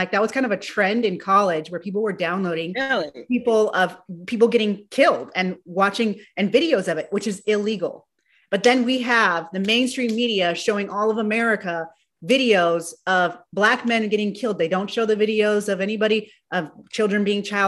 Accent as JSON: {"language": "English", "region": "California", "country": "United States", "said": "I'm from California"}